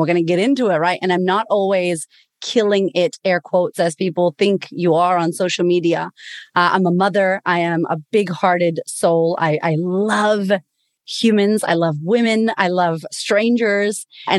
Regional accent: Boston, Massachusetts, United States; moved away as an adult; now in Australia; I'm originally from Boston, Massachusetts. I'm Puerto Rican. one of only two Puerto Ricans in Australia.

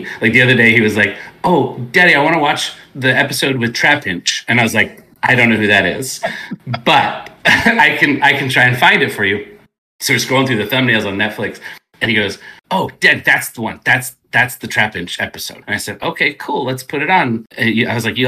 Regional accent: California, United States; moved away as an adult; also born or lived in Texas; I born and raised in California, went to school here, and then moved out there just on a whim

